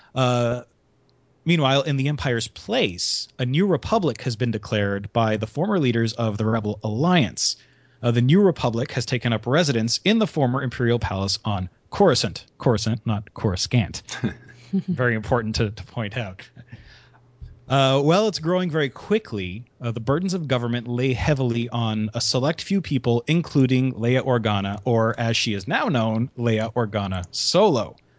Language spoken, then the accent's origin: English; Canada; I am Canadian